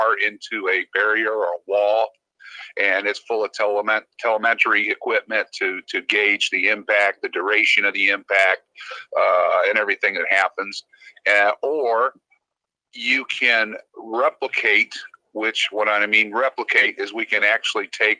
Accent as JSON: {"language": "English", "town": "Cleveland", "region": "Ohio", "country": "United States", "moved": "as an adult", "said": "Originally I'm from Cleveland. Moved down here to go racing on a pit cruise and stuff when I was, 19 years old"}